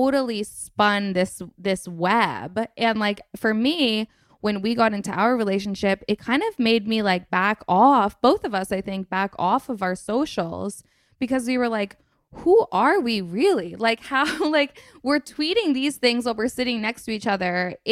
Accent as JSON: {"language": "English", "region": "Vermont", "country": "United States", "tie": "born or raised there", "said": "I grew up in Vermont."}